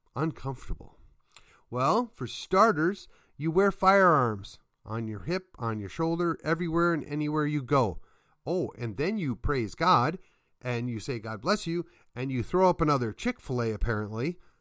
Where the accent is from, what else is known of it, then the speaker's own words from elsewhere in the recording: Midwest, United States; now in Texas, United States; I'm from the Midwest, and we're clearly not Yankees.